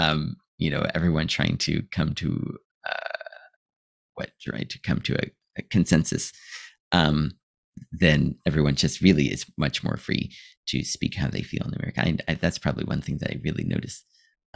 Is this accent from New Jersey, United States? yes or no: no; Ohio, United States; moved away as an adult; now in Japan